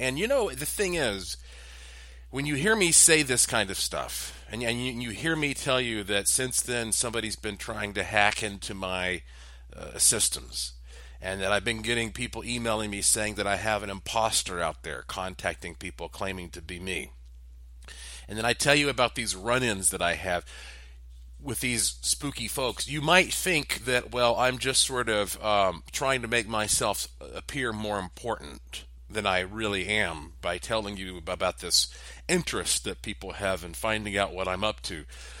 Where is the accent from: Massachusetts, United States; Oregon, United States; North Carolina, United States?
North Carolina, United States; Asheville; yes, I was born and raised in Asheville, but at a very early age, I started working in broadcasting.